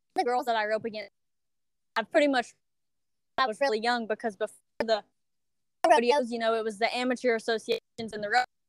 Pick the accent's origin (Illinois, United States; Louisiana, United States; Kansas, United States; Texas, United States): Louisiana, United States; Iowa; i'm from iowa louisiana town um, right south of lake charles